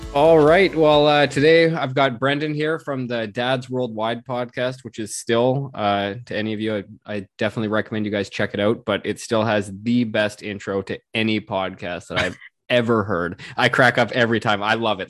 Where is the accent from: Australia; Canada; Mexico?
Canada; West Coast; I'm from the West Coast